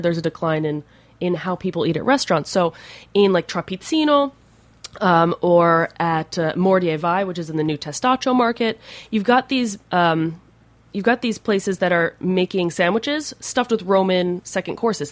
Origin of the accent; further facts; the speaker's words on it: New Jersey, United States; moved away as an adult; now in Rome, Italy; I'm from New Jersey, so the Garden State